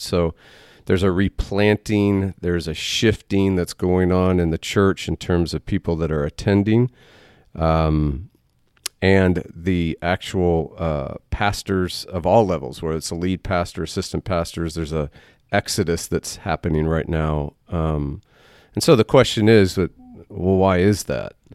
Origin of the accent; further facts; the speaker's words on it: Waco, Texas, United States; we're, we're native